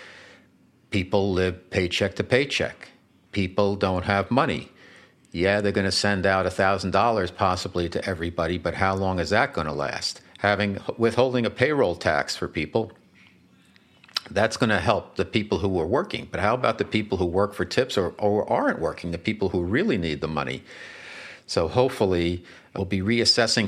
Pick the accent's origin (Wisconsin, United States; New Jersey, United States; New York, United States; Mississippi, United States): New Jersey, United States; River Edge; I was home with my mom one time back in River Ridge, New Jersey